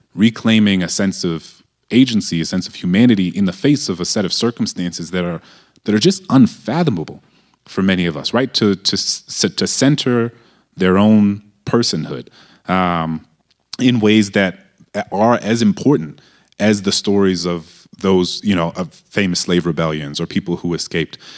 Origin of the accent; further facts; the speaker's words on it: New Orleans, Louisiana, United States; I grew up in a majority black city